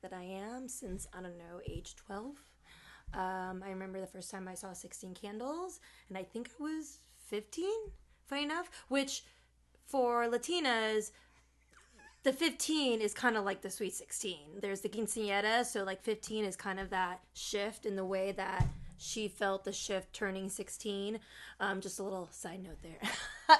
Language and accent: English; Chicago, Illinois, United States; my family and I, we grew up in Chicago, but when I turned eight is when we moved out into the suburbs.